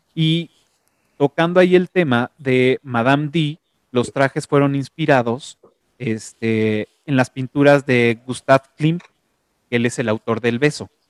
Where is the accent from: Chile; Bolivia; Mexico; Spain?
Mexico; soy orgullosamente mexicano